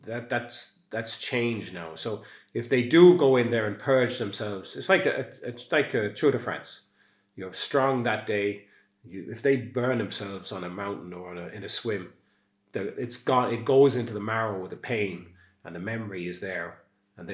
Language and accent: English; Castledermot, Leinster, Ireland; now in Skibbereen, Ireland; I come from Castlelermot, which is just outside Dublin and really easy to get